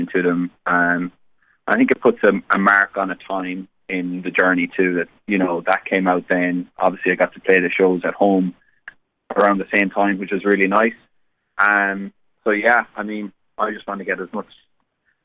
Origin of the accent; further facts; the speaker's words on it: Cork, Munster, Ireland; moved away as an adult; now in Nashville, United States; I'm from Cork, but I very much have a strong affiliation to Limerick hurling because my dad and my family are from Limerick